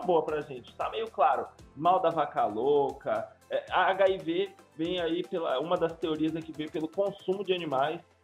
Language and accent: Portuguese; Bahia, Brazil; o meu corpo de baiano